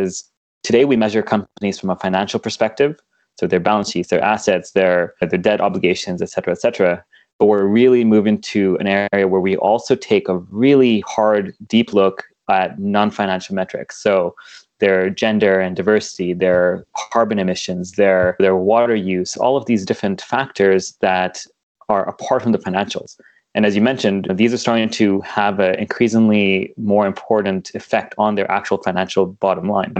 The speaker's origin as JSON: {"language": "English", "country": "Kenya", "tie": "born or raised there", "moved": "yes", "said": "where I grew up in Kenya"}